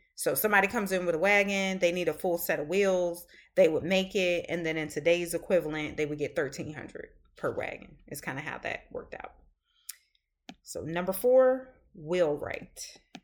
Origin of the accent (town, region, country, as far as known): the South, Southern United States, United States; accent: Southern; also born or lived in Boston